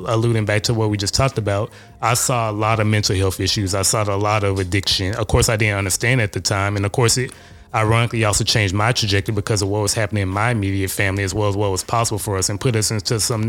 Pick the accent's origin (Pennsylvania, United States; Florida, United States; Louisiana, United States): Louisiana, United States; Shreveport; moved away; from good old-fashioned Shreveport, Louisiana